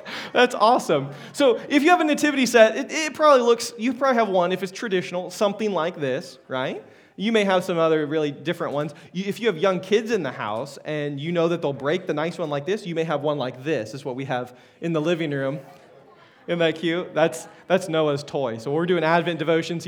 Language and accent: English; Wichita, Kansas, United States; I was born in Wichita at a hospital there